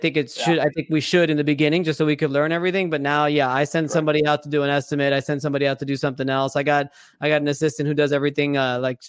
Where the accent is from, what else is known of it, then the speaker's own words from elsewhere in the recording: Miami, Florida, United States; my hometown, Miami, I love it to death